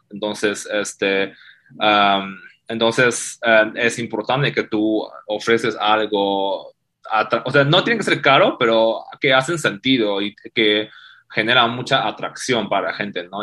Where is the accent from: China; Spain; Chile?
China; Spanish is a second language; moved away as an adult; now in Mexico; soy de México, soy de China originalmente. Este, Llevo unos 6, 7 años acá en México